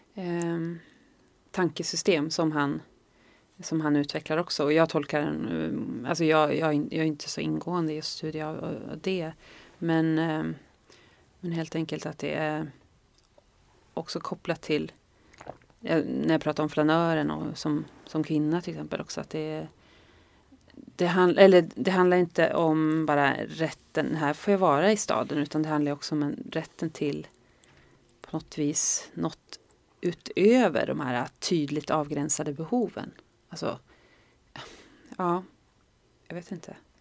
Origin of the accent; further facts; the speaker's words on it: Norrland, Sweden; jag är från Norrland